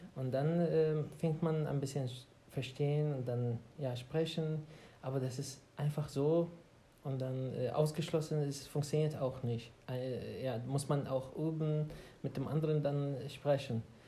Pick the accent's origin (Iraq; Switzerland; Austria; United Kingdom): Iraq; Baghdad, Baghdad Governorate; German is a second language; moved away as an adult; now in Germany; ich komme aus äh, Irak, aus Bagdad. Und äh, ja, ich bin ungefähr seit sechs Jahren in Deutschland